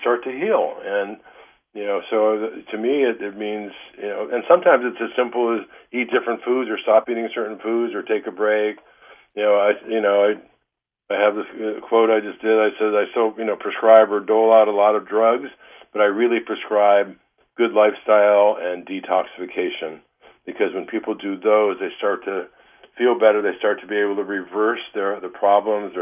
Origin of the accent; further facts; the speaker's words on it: Detroit, Michigan, United States; moved away as an adult; also born or lived in Ann Arbor, Michigan; now in Northern California, United States; you and I grew up in Detroit